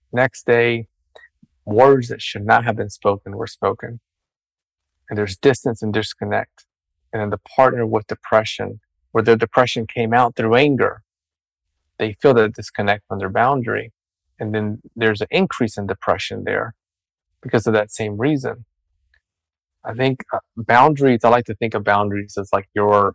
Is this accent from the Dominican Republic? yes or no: yes; Dominican Republic; I come from a Hispanic culture. I was born and raised in Dominican Republic.